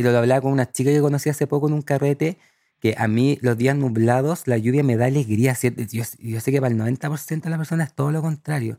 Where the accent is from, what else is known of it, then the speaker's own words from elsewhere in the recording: El Cerrillo, O'Higgins, Chile; moved away as an adult; also born or lived in Barcelona, Spain / Santiago; crecí en la sexta región, un pueblito que se llama El Cerrillo, cerca de Rengo